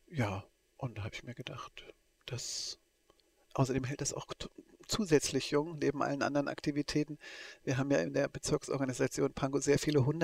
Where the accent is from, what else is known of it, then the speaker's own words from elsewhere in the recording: East Germany, Germany; ich bin ja aus der DDR gebürtig und aufgewachsen und politisiert auch in der DDR.